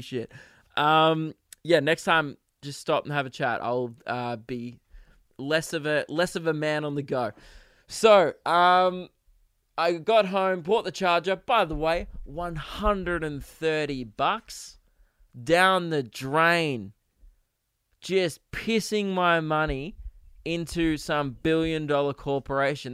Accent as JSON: {"language": "English", "country": "Australia", "said": "I'm Australian"}